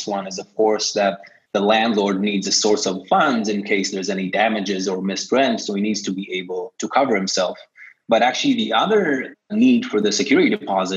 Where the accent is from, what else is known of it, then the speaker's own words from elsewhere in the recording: Tel Aviv, Tel Aviv District, Israel; moved away as an adult; now in New York City, United States; I am from Tel Aviv, and I spent most of my life as an engineer